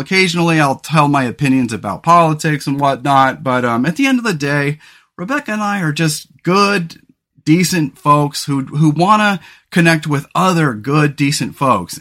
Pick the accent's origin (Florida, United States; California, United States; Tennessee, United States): California, United States; San Luis Obispo County, Central Coast of; the central coast of California where we grew up in the San Luis Obispo County area